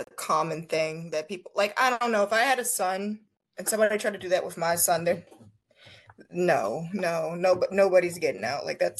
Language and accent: English; Philadelphia, Pennsylvania, United States; I'm from Philly